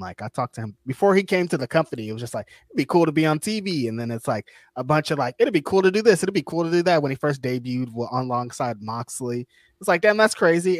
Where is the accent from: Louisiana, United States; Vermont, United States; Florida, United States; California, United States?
California, United States; I'm from California